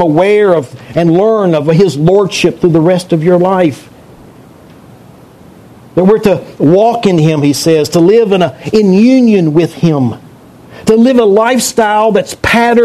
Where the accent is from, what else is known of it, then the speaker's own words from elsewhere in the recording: North Carolina, United States; I grew up in eastern part of the state.